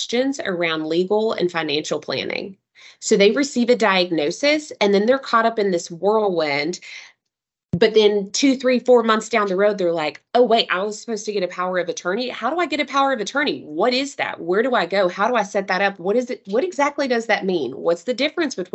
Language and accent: English; Knoxville, Tennessee, United States; I'm a Tennessee girl through and through. I was born and raised in Knoxville.